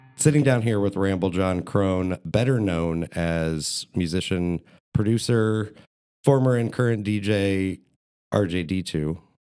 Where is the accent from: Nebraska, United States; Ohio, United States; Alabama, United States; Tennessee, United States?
Ohio, United States; Columbus; I grew up on Indianola between Oakland and Northwood